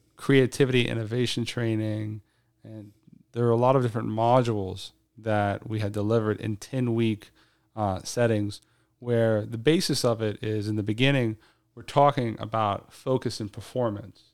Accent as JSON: {"language": "English", "region": "South Louisiana", "country": "United States", "moved": "as an adult", "lives_now": "Shanghai, China", "said": "I'm from South Louisiana."}